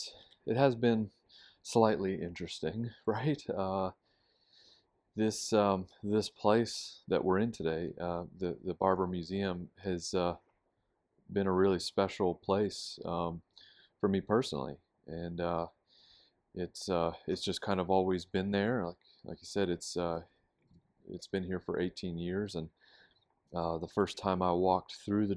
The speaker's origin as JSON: {"language": "English", "town": "Pittsburgh", "region": "Pennsylvania", "country": "United States", "tie": "born or raised there", "said": "I grew up, born and raised in Pittsburgh, and never really had a reason to come to Alabama."}